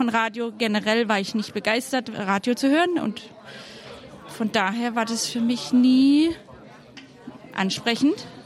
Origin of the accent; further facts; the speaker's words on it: Baden-Württemberg, Germany; wir kommen aus der Nähe von Karlsruhe